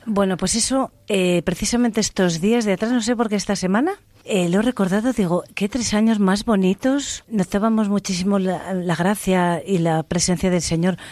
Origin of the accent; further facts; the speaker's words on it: Cantimpalos, Castile and León, Spain; estuve 14 años con las monjas hijas de la caridad. en, Segovia? Eh, sí, en, en, Cantimpalos, en mi pueblo